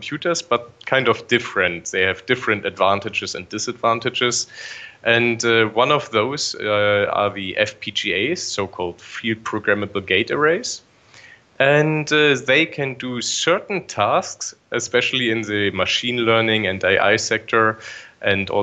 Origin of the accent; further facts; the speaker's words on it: Bremen, Germany; now in Darmstadt, Germany; Originally, I'm from Bremen